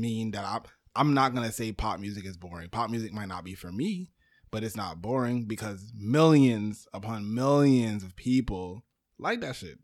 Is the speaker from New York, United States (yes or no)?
yes; New York City, New York, United States; I was born in Brooklyn